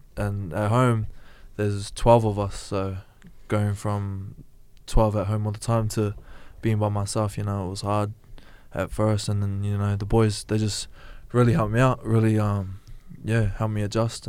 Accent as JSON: {"language": "English", "country": "New Zealand", "moved": "yes", "lives_now": "Australia", "said": "Well, I moved over from New Zealand in 2007, and that was the first time I ever watched State of Origin."}